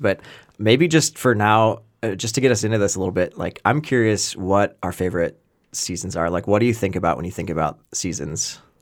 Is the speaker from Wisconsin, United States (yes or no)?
yes; Wisconsin, United States; I grew up in Wisconsin